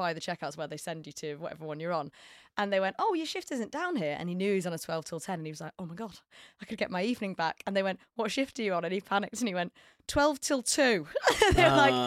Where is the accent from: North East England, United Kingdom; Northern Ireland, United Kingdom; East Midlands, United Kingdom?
East Midlands, United Kingdom; Corby; also born or lived in Kettering; I'm from Corby, but it's Corby's in the Midlands of England